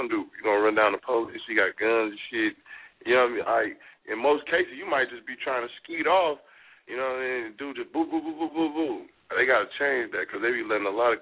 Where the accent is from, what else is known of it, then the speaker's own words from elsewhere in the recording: Oakland, California, United States; growing up in Oakland, like, everybody, like, day one, boom, teach you how to hustle.